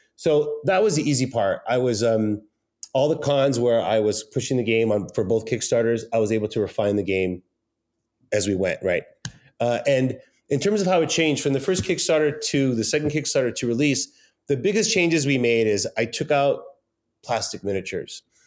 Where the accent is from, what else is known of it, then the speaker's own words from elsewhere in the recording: Pico Rivera, California, United States; I was born in Los Angeles in a very bad part of town, in a city called Pico Rivera.